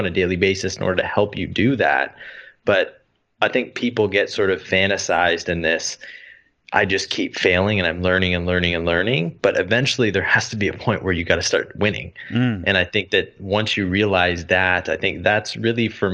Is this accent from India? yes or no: no; Canada; moved away as an adult; growing up in Canada